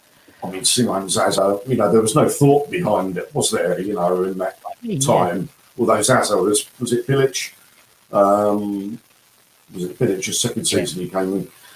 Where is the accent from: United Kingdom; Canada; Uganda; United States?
United Kingdom; South East England; born there; I was born in Surrey, excuse me, and then we moved about a lot as a kid.